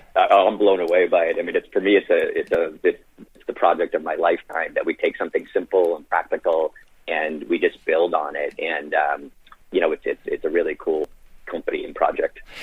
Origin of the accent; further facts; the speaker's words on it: Boston, Massachusetts, United States; moved away as an adult; also born or lived in Ireland / Florida; I was born in Boston, you know, raised in Boston